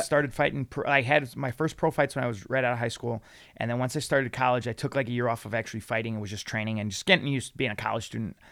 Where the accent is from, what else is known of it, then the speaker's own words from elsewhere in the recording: Lansing, Illinois, United States; I grew up in Lansing, Illinois, right on the Indiana border